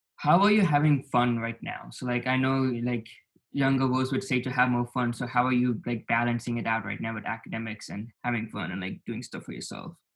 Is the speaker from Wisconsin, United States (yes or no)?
no; Dallas, Texas, United States; also born or lived in Naperville, Illinois / California; the first seven years in Naperville, Illinois, and I spent one year in California, and then the rest of my life I've been in Texas, Dallas, Texas